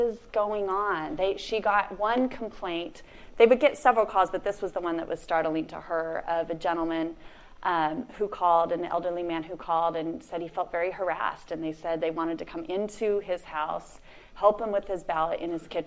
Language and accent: English; San Joaquin Valley, California, United States; So I've born and raised in the San Joaquin Valley. I'm raising my kids in the San Joaquin Valley.